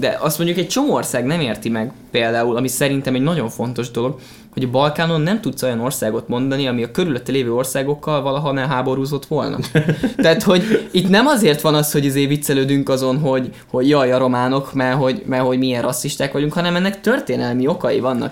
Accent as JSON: {"language": "Hungarian", "country": "Hungary", "said": "magyar vagyok"}